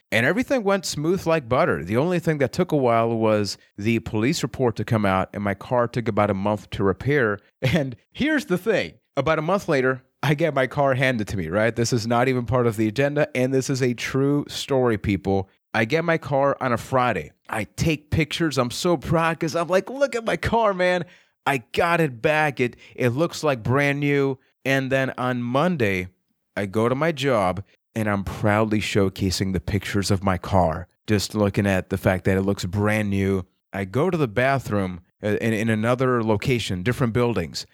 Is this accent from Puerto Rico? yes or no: yes; Puerto Rico; I am from Puerto Rico